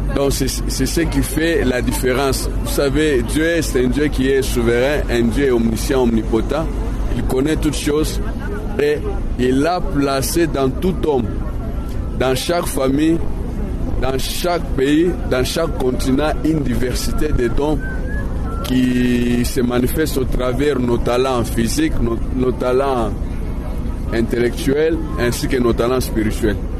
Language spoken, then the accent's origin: French; DR Congo; now in South Africa; Je viens de la République démocratique du Congo.